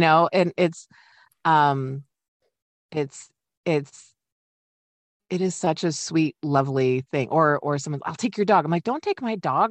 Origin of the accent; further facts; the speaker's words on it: Midwest, United States; I'm a polite Midwesterner